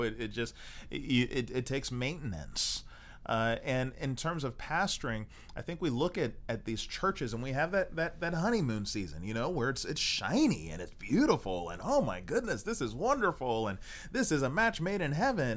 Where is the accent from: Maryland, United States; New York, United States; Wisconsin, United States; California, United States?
Maryland, United States; also born or lived in Texas; now in Baltimore, United States; Baltimore, which was you know uh, m- you know my home state in Maryland.